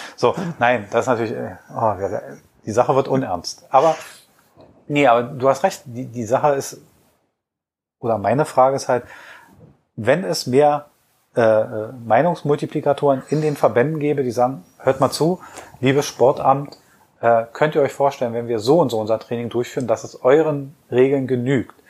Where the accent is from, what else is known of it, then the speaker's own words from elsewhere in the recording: Berlin, Germany; als Berliner